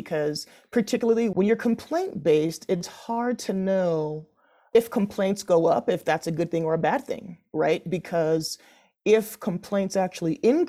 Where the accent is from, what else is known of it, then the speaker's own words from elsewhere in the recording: Denver, Colorado, United States; I grew up in Denver, in Park Hill, and then moved out to Southeast Denver in the Tech Center in Greenwood Village.